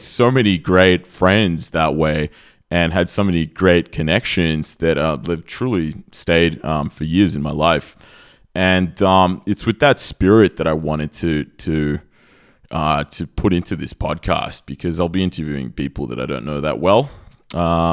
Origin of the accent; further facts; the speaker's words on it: Australia; moved away as an adult; now in Serbia; I grew up in Australia. I spent a good 30 years of my life there